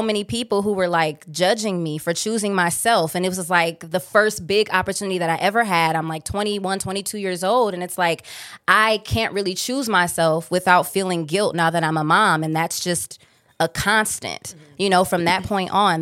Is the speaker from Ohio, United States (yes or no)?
yes; Cleveland, Ohio, United States; I'm from Cleveland, Ohio